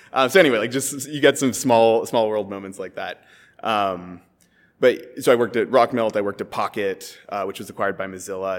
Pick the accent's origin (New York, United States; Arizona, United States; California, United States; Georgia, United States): California, United States; San Francisco; I'm from San Francisco originally.